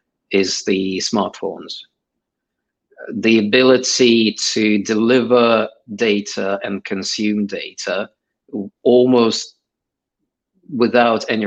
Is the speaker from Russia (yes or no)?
yes; Saint Petersburg, Russia; English is a second language; moved away as an adult; also born or lived in Ukraine; now in United Kingdom; I actually grew up in Ukraine and Russia. So I was born in Ukraine. And when I was 7, my family moved from Ukraine to St. Petersburg, Russia